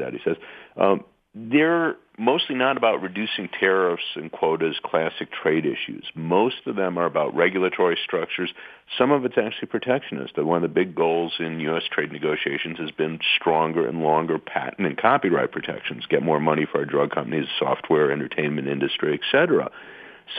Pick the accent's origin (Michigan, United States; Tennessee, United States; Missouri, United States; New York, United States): Michigan, United States; Michigan / the Midwest, United States; moved away; I'm from Michigan or from the Midwest, went to school in Michigan